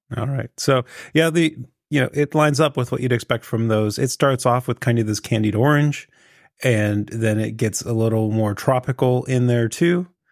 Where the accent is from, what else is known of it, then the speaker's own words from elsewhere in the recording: Pittsburgh, Pennsylvania, United States; accent: Pittsburgh; hamming up my Pittsburgh accent